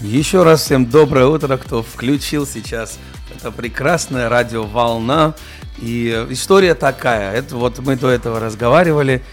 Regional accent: Germany; Russian is a second language; moved away as an adult; also born or lived in Georgia; now in Russia; я рос в Германии, до этого в Грузии

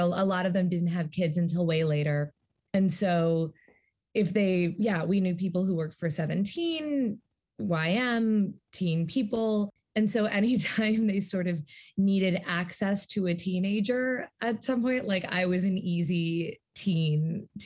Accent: New York City, New York, United States; I grew up in Manhattan

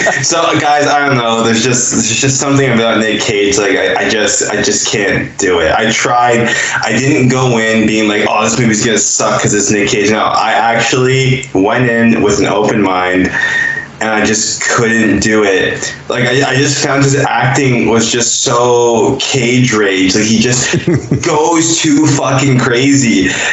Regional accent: Jamaica; moved away; I'm Jamaican.

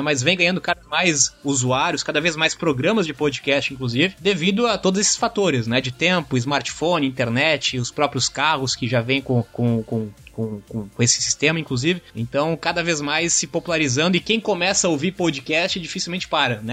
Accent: Blumenau, Santa Catarina, Brazil; Estudei e vim de Blumenau, Santa Catarina

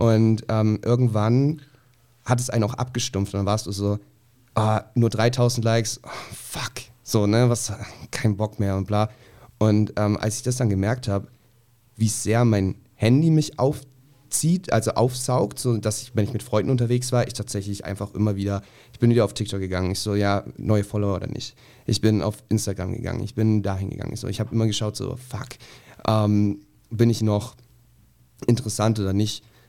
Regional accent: a village in Bavaria, Germany; moved away; ich komme so aus dem Dorf, ähm, irgendwo mitten in Bayern, total konservativ, total klein

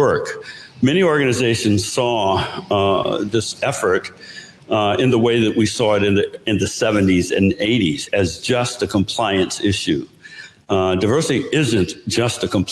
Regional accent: North Carolina, United States; moved away; I come from North Carolina. I grew up on a farm.

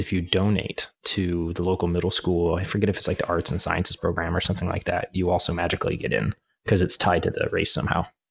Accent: Kansas, United States; I'm from Kansas, from the, the prairie area, and then it's right next to the Flint Hills

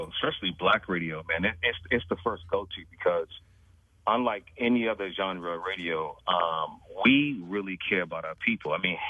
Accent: Chicago, Illinois, United States; I grew up in Englewood on the south side

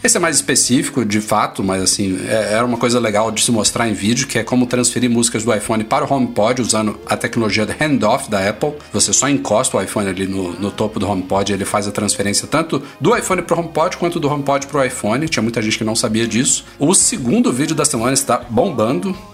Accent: Brasília, Federal District, Brazil; Eu sou de Brasília, aqui da.

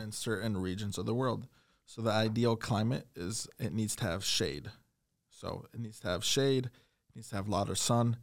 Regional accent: Perry, Iowa, United States; I was born in Perry

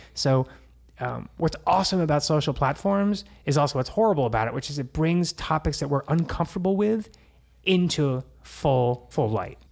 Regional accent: New Jersey, United States; now in Los Angeles, United States; I'm Jersey

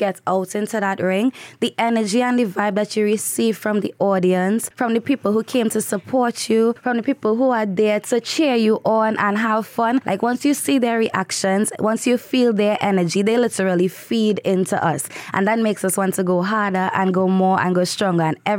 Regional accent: Trinidad & Tobago; moved away; I'm from Trinidad

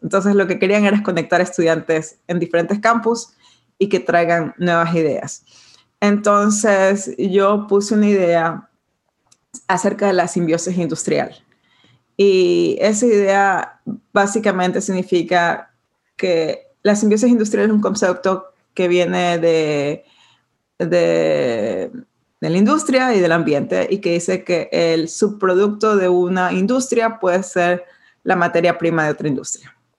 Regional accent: Ecuador; moved away as an adult; also born or lived in Portland / New York; now in Brooklyn, United States; yo soy de Ecuador, eh, nací y crecí en Ecuador

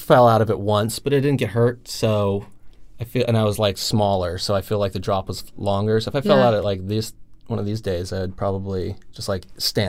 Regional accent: Los Angeles, California, United States; And I've lived in the same house my whole life in Silver Lake, like right by Red Lion.

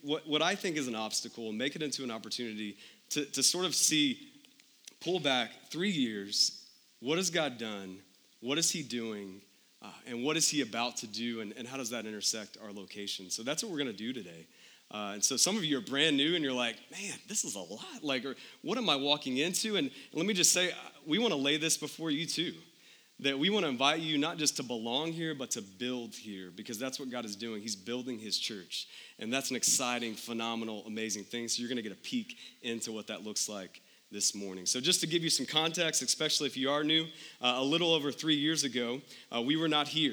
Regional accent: Texas, United States; moved away as an adult; now in Phoenix, United States; We're from Texas originally our whole lives

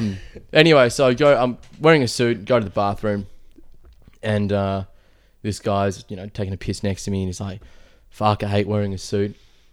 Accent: Melbourne, Victoria, Australia; I'm from Melbourne. Whereabouts in Melbourne? Oh, Flemington. I'm like, oh, fuck, me too.

